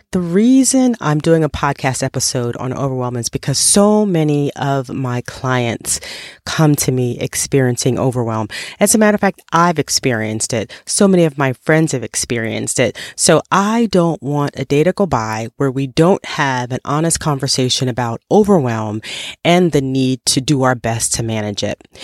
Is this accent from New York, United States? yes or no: yes; New York, United States; I grew up in New York